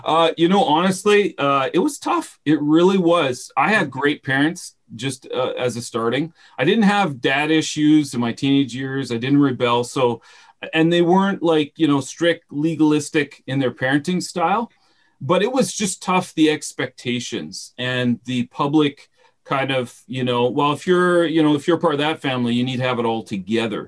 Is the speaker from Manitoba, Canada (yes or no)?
yes; Winnipeg, Manitoba, Canada; also born or lived in London, England; I was born in London, England. I never stayed long enough to get the accent, so I don't sound educated, but in any case, my parents moved back. I'm a prairie boy in Canada. So grew up in the Winnipeg area